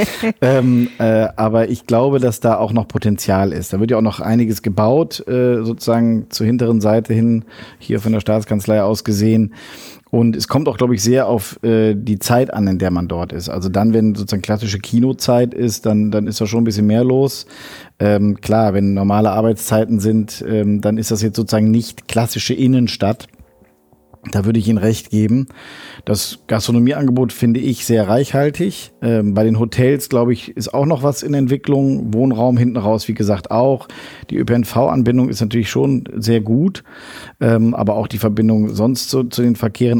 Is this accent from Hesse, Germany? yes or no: no; Bonn, North Rhine-Westphalia, Germany; moved away as an adult; also born or lived in Berlin; now in Düsseldorf, Germany; Ich bin Bonner, genau bin auch nach wie vor viel in Bonn.